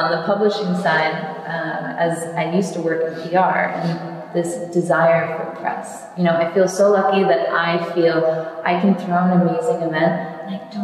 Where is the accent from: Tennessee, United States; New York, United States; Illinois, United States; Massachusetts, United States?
New York, United States; being a New Yorker